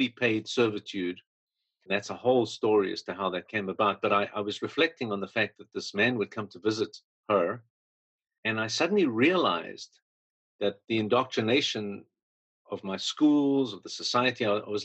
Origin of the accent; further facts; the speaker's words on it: South Africa; moved away as an adult; I was born in South Africa, 1957